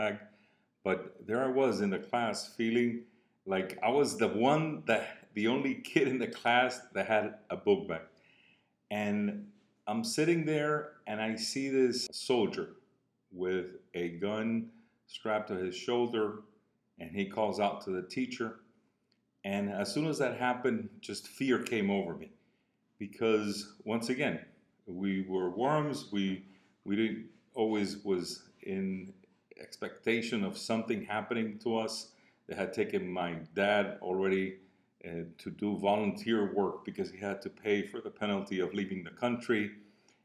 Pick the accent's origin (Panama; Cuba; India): Cuba; accent: Cuban; moved away; also born or lived in Miami; from my accent, you can tell I'm Cuban. I was born in Cuba